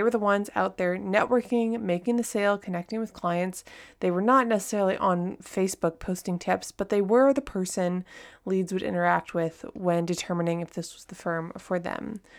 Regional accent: California, United States; also born or lived in France / Texas; now in Japan; I'm from Southern California. I've lived in France, Texas. I now live in Japan.

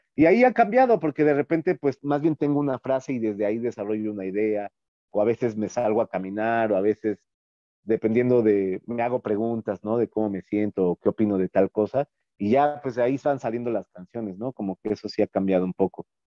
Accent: Mexico City, Mexico; como chilangos

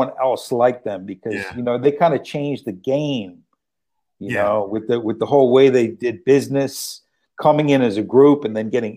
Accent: New York City, New York, United States; I'm from Brooklyn

